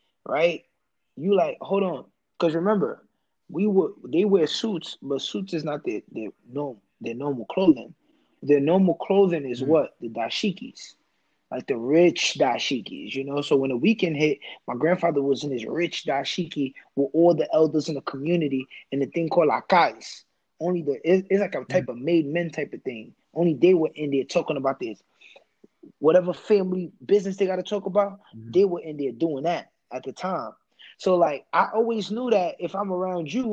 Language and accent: English; United States; born in America. First generation